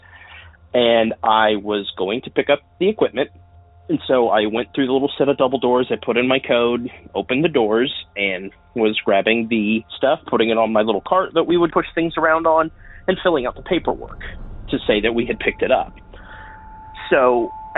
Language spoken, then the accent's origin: English; southwestern Indiana, United States; I'm calling from southwestern Indiana